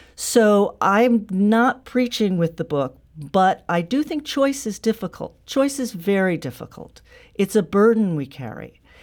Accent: St. Louis, Missouri, United States; moved away; I grew up in Saint Louis, and I still have family in Saint Louis

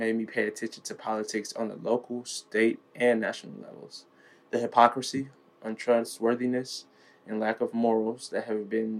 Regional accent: St. Louis, Missouri, United States; I am from St. Louis, Missouri.

